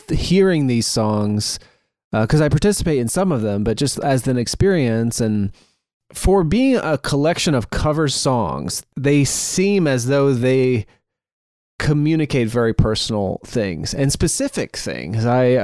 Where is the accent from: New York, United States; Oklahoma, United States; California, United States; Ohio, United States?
Ohio, United States; Rittman; the town of Rittman, where we're all from, is very small.